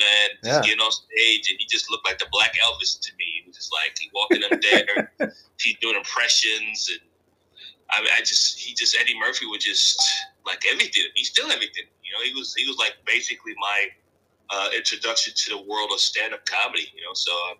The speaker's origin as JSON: {"language": "English", "country": "Nigeria", "said": "I'm Nigerian. I'm cool. No, childhood was good. Raised by a single mom, raised four kids."}